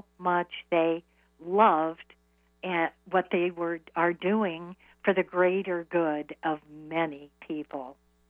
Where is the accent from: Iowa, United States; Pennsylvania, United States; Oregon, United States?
Iowa, United States; now in New York, United States; I moved to New York from Iowa.